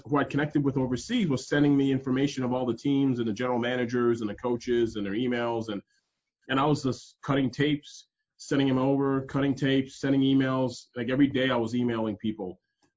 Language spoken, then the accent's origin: English; Toronto, Ontario, Canada; moved away as an adult; now in United States; I'm originally born and raised in Canada, in Toronto, but I'm a Nigerian descent.